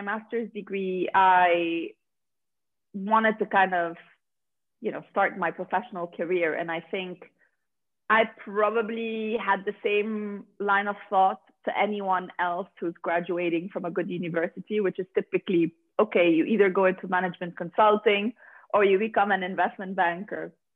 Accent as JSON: {"language": "English", "country": "Lebanon", "tie": "born or raised there", "also_born_or_lived": "Dubai / Paris, France", "moved": "as an adult", "lives_now": "London, United Kingdom", "said": "I'm basically from Lebanon. That's where I was born and raised"}